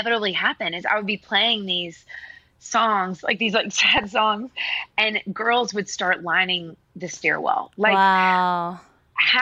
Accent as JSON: {"language": "English", "town": "Nashville", "region": "Tennessee", "country": "United States", "tie": "born or raised there", "said": "I grew up in Nashville"}